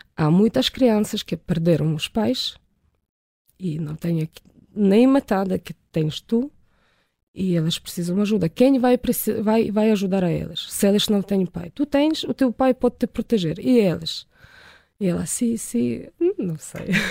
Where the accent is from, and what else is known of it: Ukraine; Portuguese is a second language; now in Portugal